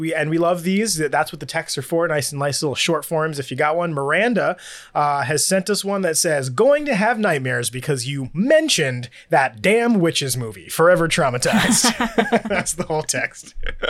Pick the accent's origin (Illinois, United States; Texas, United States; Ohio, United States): Ohio, United States; Cleveland; I'm from Cleveland and love it.